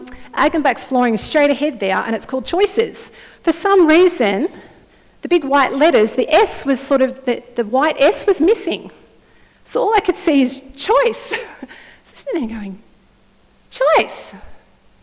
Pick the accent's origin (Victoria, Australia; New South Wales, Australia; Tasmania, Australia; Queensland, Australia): Victoria, Australia; Wodonga; I'm originally from Wodonga up till 10 years ago